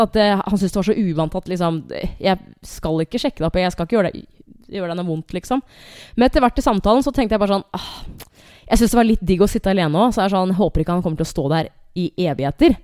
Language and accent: Norwegian; Norway; jeg er fra Norge